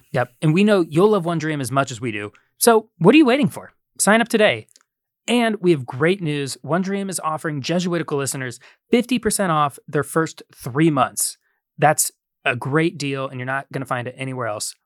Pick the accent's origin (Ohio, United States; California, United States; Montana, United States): Ohio, United States; Columbus; moved away; at the Ohio State University, which is, uh, in my hometown